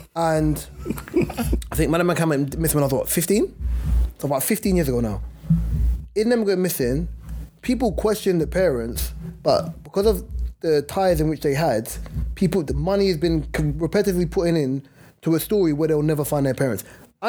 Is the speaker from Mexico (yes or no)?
no; United Kingdom; because we're British, right, that we kind of reign supreme and we're the number ones